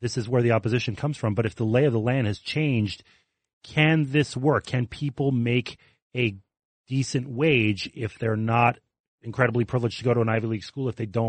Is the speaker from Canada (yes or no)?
yes; Canada; moved away as an adult; now in United States; I'm a Canadian